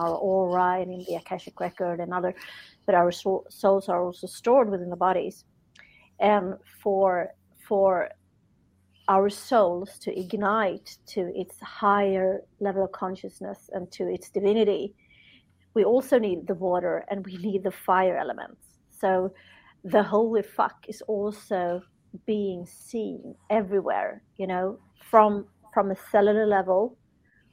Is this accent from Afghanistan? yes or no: no; Sweden; I'm from Sweden.